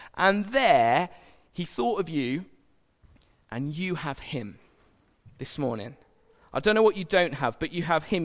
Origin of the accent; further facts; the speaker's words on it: England, United Kingdom; as an Englishman